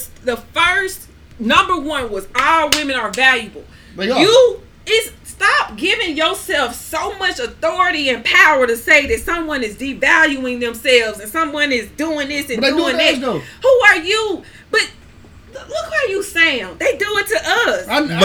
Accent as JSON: {"language": "English", "country": "Grenada", "tie": "born or raised there", "said": "I grew up in Grenada."}